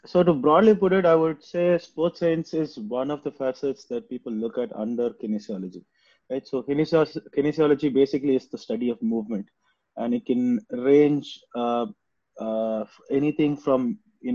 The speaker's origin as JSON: {"language": "English", "town": "Chennai", "region": "Tamil Nadu", "country": "India", "tie": "born or raised there", "also_born_or_lived": "Tiruchirappalli", "said": "I'm basically from Chennai. I did all of my schooling in Chennai"}